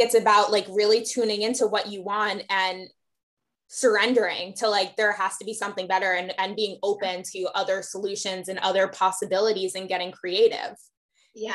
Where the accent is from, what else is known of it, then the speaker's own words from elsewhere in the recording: Westchester, New York, United States; moved away as an adult; also born or lived in Atlanta; I grew up in Westchester